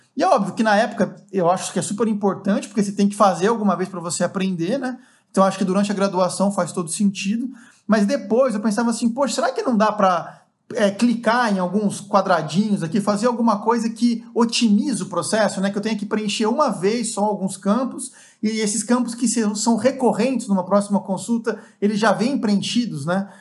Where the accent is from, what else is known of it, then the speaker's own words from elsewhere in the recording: Avaré, São Paulo, Brazil; fui para Avaré, que é a cidade onde eu cresci, né? Uma cidade no interior de São Paulo